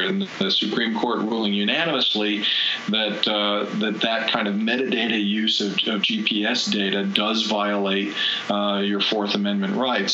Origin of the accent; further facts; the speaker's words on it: United States; as an American